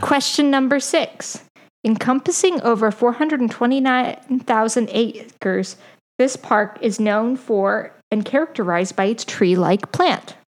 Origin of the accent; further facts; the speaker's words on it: Colorado, United States; also born or lived in Oklahoma; I'm from Colorado